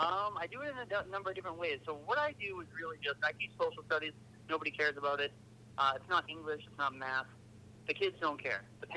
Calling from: near Lowell, Massachusetts, United States; I am calling from northeastern Massachusetts, so like near Lowell, Massachusetts.

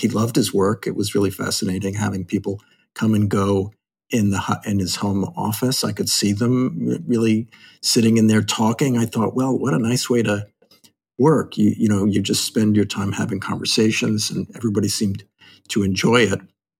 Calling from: New York City, New York, United States; From Manhattan, from our home in Lenape Land, overlooking the Hudson.

